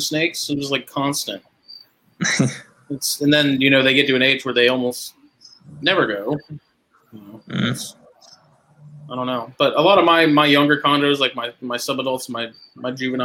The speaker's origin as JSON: {"language": "English", "country": "United States", "said": "I'm American"}